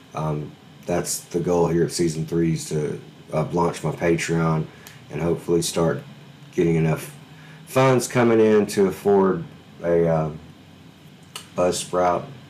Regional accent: Alabama, United States; moved away; I'm from Alabama originally

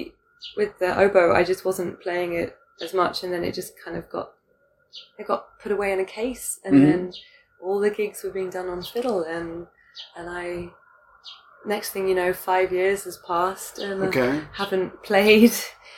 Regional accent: United Kingdom; now in Hong Kong; British me, I'm still British, but like the girl that was living in the UK before moving to Hong Kong

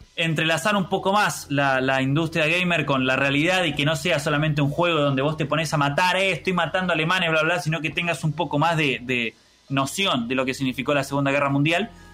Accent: Argentina; soy argentino

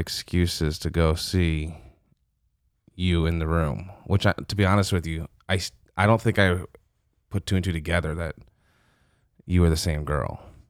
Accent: Michigan, United States; also born or lived in Steubenville, Ohio; now in Louisiana, United States; I was born in Michigan

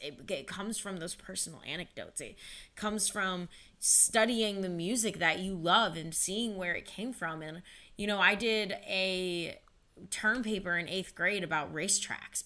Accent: Avon Lake, Ohio, United States; also born or lived in San Jose, California; born in San Jose, California, but then I grew up in Avon Lake.

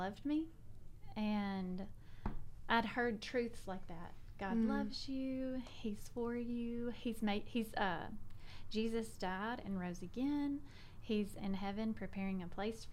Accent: South Arkansas, United States; moved away as an adult; now in Memphis, United States; I grew up in South Arkansas. So I was born, lived in the same house my whole life until I got married

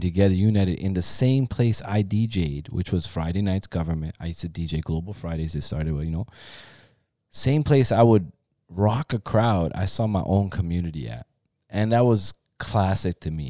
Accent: Toronto, Ontario, Canada; also born or lived in Iran; me growing up in Toronto, there was, like, we grew up in Forest Manor

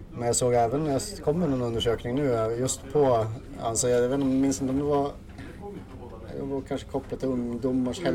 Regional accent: Östersund, Jämtland, Sweden; also born or lived in Åre; född och uppvuxen här i Östersund

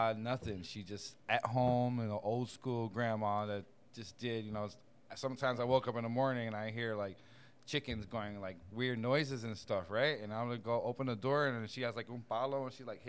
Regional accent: Bethlehem, Pennsylvania, United States; moved away; also born or lived in Puerto Rico; I'm from Bethlehem, Pennsylvania.

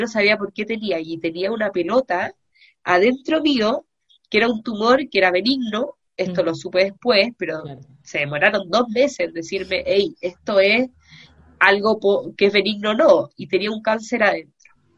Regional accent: Chile; yo soy psicóloga y soy chilena también

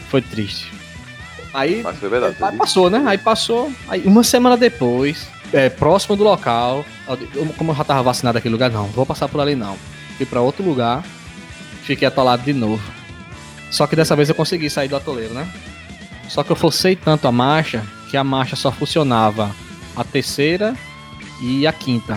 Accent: Paraíba, Brazil; a gente, os três aqui, nós somos da Paraíba

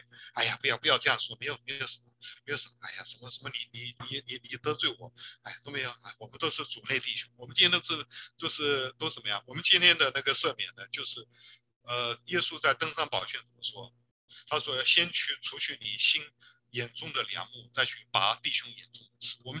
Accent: China; 我中国人不是讲面子吗？

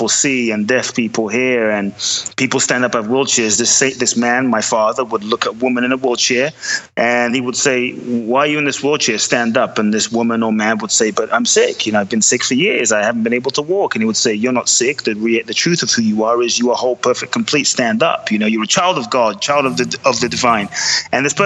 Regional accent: London, United Kingdom; also born or lived in Ghana; now in United States; I was born in Ghana, West Africa. My father's from Ghana. My mother is Japanese, but I grew up in London

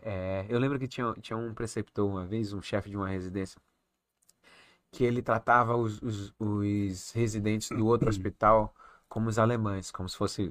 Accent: Recife, Pernambuco, Brazil; also born or lived in Salvador, Bahia / Toronto; now in Manaus, Brazil; nasci em, em, Salvador, criei em Recife, e Recife eu vivia de bermuda, sandália

